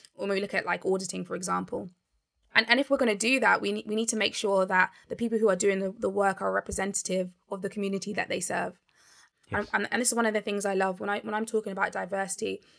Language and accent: English; Barnet, London, United Kingdom; I grew up in Barnet